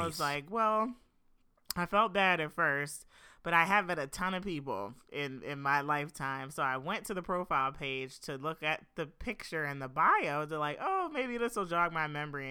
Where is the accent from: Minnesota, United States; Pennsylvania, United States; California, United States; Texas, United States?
Pennsylvania, United States; Philadelphia; moved away as an adult; now in Los Angeles, United States; I'm from Philadelphia, um, the Philadelphia area